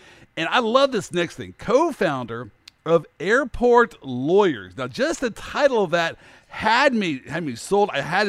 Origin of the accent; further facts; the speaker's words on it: Kansas City, Missouri, United States; I grew up in the Midwest, Kansas City